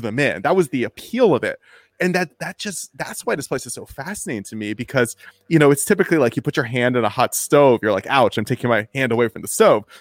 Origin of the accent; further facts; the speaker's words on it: United States; I'm from, uh, near Washington, D C